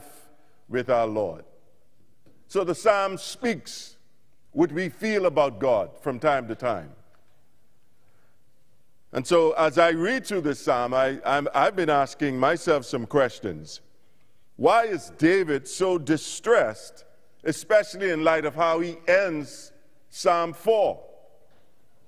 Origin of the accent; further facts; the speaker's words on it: Bahamas; moved away; I'm from the Bahamas originally and moved away in early 90s